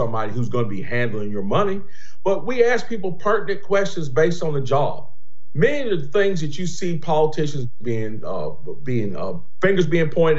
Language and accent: English; Greensboro, North Carolina, United States; born and raised in Greensboro, North Carolina